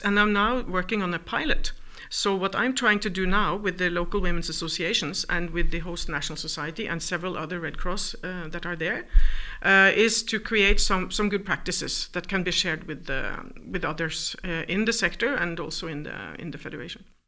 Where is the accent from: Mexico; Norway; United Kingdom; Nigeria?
Norway; moved away as an adult; also born or lived in New York; I'm from Norway